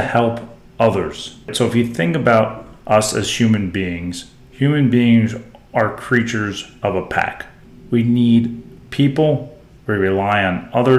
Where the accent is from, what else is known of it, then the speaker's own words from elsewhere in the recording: South Florida, United States; being a huge Miami Hurricanes fan growing up in South Florida in the 80s through the early 2000s